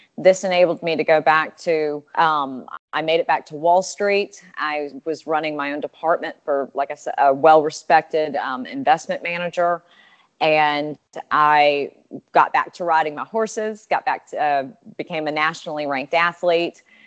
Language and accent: English; Alabama, United States; I'm from Alabama and that was my you know my home state